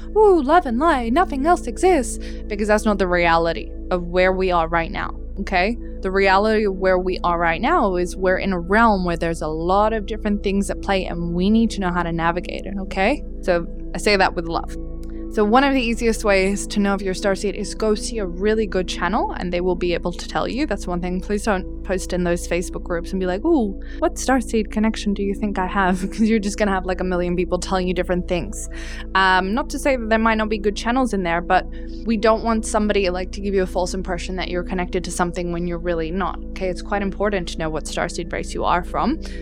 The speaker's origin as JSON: {"language": "English", "country": "Australia", "also_born_or_lived": "Dubai / Europe / Czech Republic", "said": "I was born in Dubai, but you know, I've lived mostly in Australia, and yes, some parts of Europe, my my connection is to Australia"}